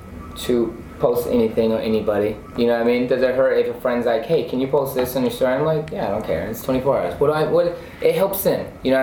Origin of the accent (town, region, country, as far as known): Anaheim, California, United States; born or raised there